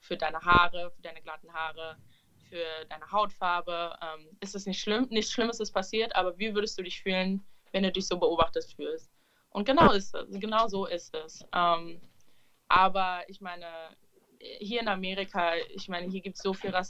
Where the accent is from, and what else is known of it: Berlin, Germany; born or raised there